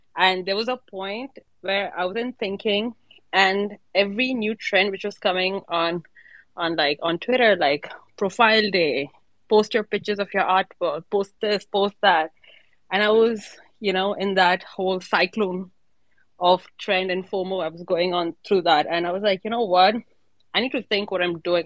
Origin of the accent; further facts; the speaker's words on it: India; now in Dubai, United Arab Emirates; I'm actually from India, but I'm based in Dubai.